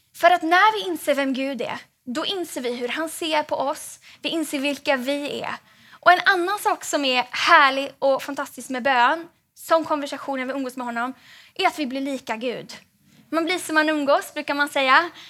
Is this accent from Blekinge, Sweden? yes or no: no; Gothenburg, Västra Götaland, Sweden; now in Stockholm, Sweden; jag är från Göteborg från början